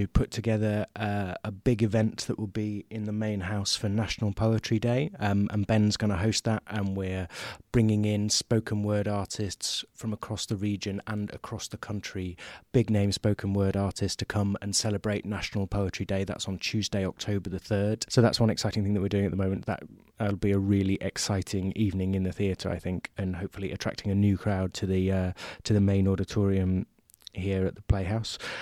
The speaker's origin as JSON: {"language": "English", "area": "Derbyshire", "region": "East Midlands", "country": "United Kingdom", "tie": "born or raised there", "moved": "as an adult", "lives_now": "Nottingham, United Kingdom", "said": "I'm from the region. I grew up in Derbyshire, and I went to college here in Nottingham"}